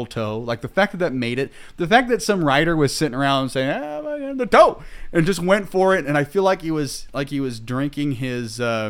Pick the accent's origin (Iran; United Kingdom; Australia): United Kingdom; England; We speak American. I'm English.